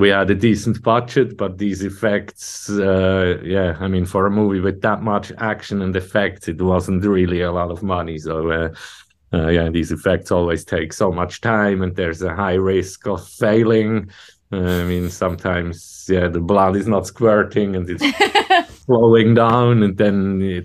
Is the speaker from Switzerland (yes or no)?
yes; Switzerland; we're coming from Switzerland